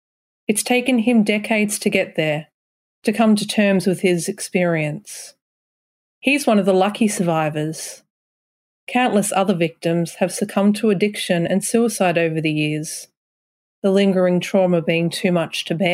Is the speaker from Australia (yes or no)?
yes; Koroit, Victoria, Australia; I grew up in Koroit, which is right near Warrnambool, a couple of hours southwest of Ballarat. My grandmother was a staunch Catholic, and I went to a Catholic primary school.